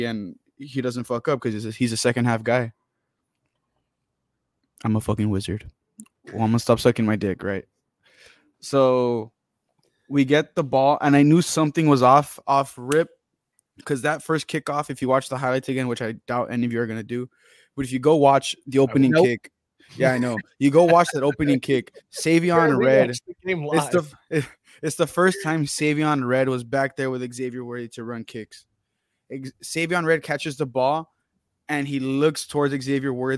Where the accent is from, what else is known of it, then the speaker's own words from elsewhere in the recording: Texas, United States; I'm from Texas and I ride super hard for Texas.